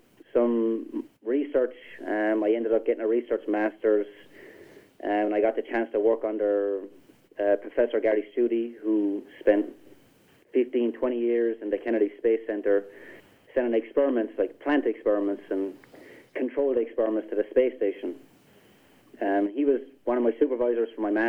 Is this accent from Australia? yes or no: no; Ireland; moved away as an adult; now in Wisconsin, United States; I moved here from Ireland in January of last year